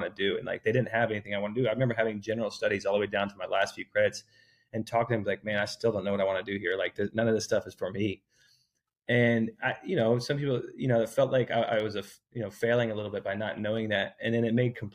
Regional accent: Bloomington, Indiana, United States; also born or lived in Ohio; I grew up in Indiana, in Bloomington, Indiana. I was born in Ohio, grew up in Indiana, moved around Indiana a little bit

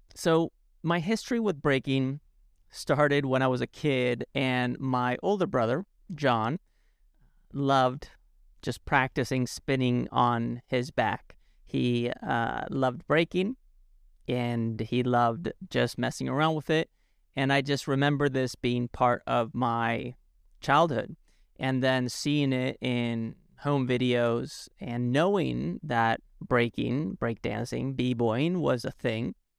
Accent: Alicante, Valencian Community, Spain; moved away; in a town called Alicante, where I grew up in Spain

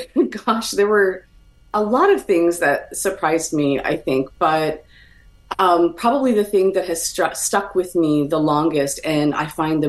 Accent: Toronto, Ontario, Canada; moved away as an adult; also born or lived in Montreal / Edmonton; now in United States; I was born and raised in Canada. Those who follow me on Twitter know that my handle is … for that reason. Born in Montreal, raised also in Toronto, and then out in Edmonton, Alberta, where my family still is today.

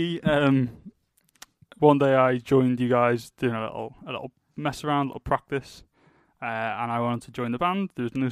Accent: North Wales, United Kingdom; we're all from North Wales

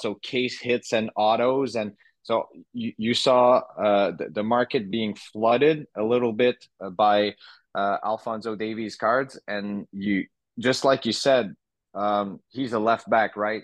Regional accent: Montreal, Quebec, Canada; growing up in the Montreal market

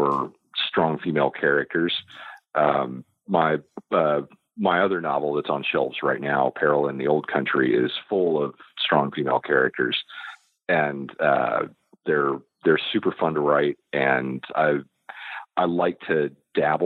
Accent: United States; I'm an American

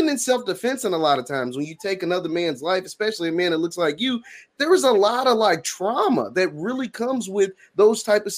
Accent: Louisville, Kentucky, United States; I know the guys that I grew up with in West Louisville that, you know, I'm 25, that aren't here.

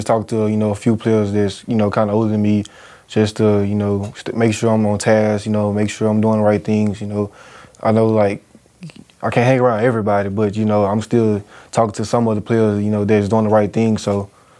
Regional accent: Louisiana, United States; moved away as an adult; now in Nebraska, United States; I come from Louisiana, you know, it's hard down there.

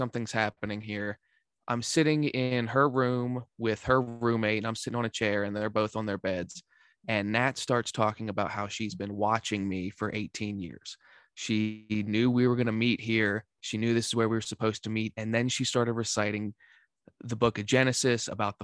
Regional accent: Central Pennsylvania, United States; also born or lived in Shippensburg, Pennsylvania; I'm from Central Pennsylvania, from a tiny town of like 3,000 people. My graduating class was 14

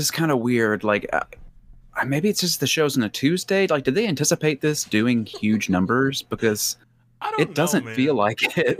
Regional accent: United States; I'm an American

